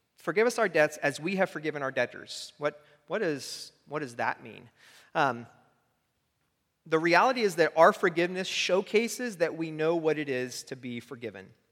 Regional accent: United States; as an American

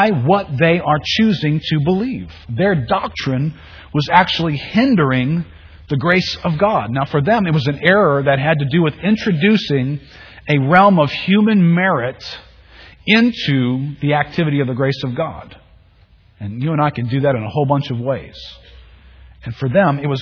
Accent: New Orleans, Louisiana, United States; growing up in New Orleans

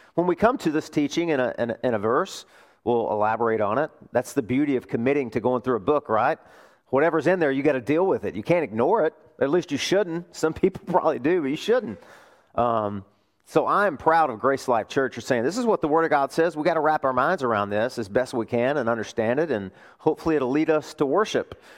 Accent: Arkansas, United States; moved away; my home state, Arkansas

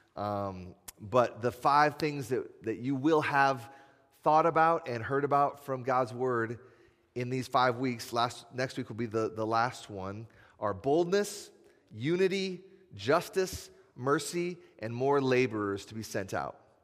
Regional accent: Iowa, United States; now in Madison, United States; I'm from Iowa, just like Nate

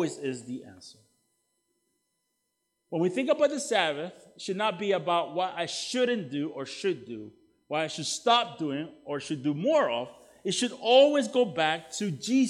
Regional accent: El Salvador; now in United States; I'm from El Salvador originally

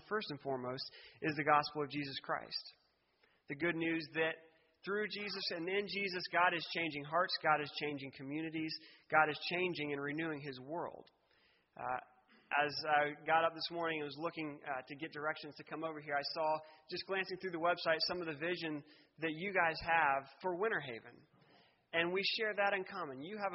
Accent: Lakeland, Florida, United States; moved away as an adult; now in Brooklyn, United States; I'm a son of Polk County. I grew up in Lakeland, Florida

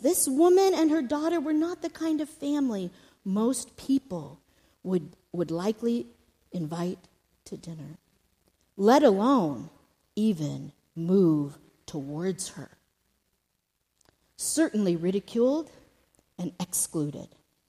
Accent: Houston, Texas, United States; born there; now in Oklahoma, United States; I was born not in Oklahoma, but close by in the great state of Texas. Thought I'd throw that in. Houston, Texas.

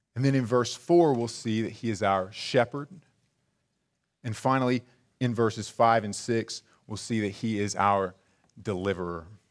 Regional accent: El Dorado, Arkansas, United States; I, I myself am from a small town, and when people ask me where I'm from, I just kinda give 'em an area. I just tell 'em South Arkansas. 'Cause if I were to tell you, "Oh, I'm, I'm from El Dorado,"

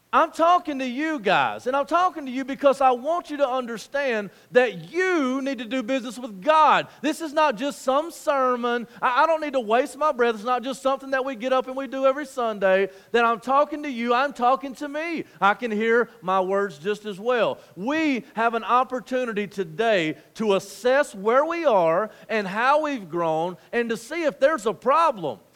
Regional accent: United States; as American Christians

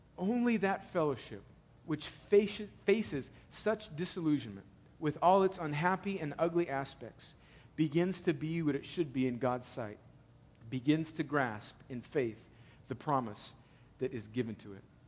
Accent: El Centro, California, United States; now in Atlanta, United States; when I go home to El Centro

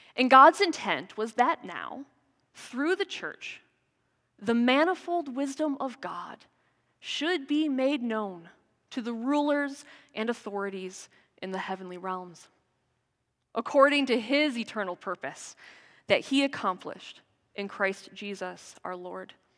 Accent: United States; moved away; As an American

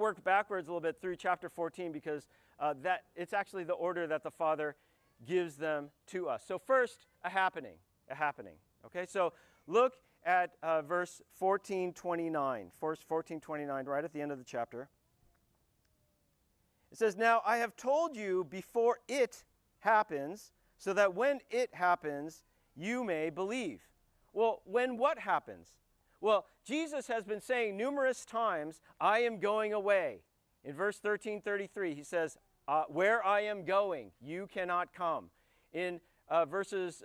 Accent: United States; I'm an American because my father, and actually separately my mother, both immigrated to the United States

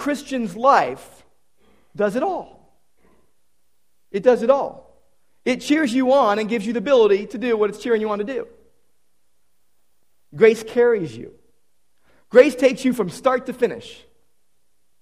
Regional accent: Downey, California, United States; Downey Savings and Loan from my hometown. My first bank account was from the original Downey Savings on Florence Avenue

